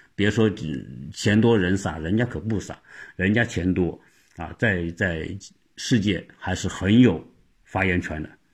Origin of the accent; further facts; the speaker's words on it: Changsha, Hunan, China; moved away as an adult; now in United States; 我们今天在长沙长大，我能跟天津人沟通